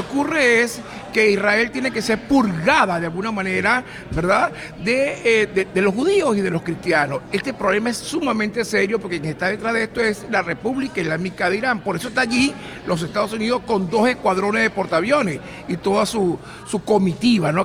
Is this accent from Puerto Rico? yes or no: no; Venezuela; now in United States; somos venezolanos